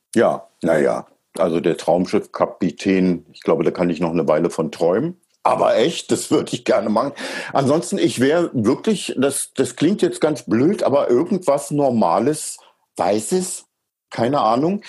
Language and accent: German; East Germany, Germany; wir DDR-Bürger